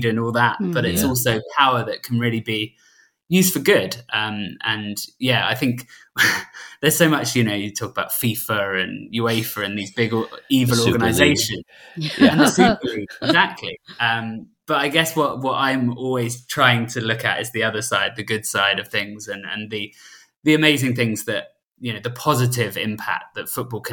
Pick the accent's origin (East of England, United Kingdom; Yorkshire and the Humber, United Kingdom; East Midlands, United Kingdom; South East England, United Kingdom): South East England, United Kingdom; Southampton; we're from Southampton, Tom